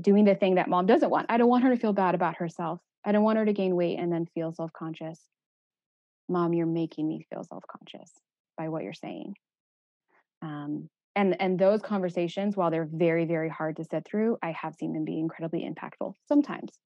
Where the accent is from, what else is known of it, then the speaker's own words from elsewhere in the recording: Texas, United States; moved away as an adult; I'm from Texas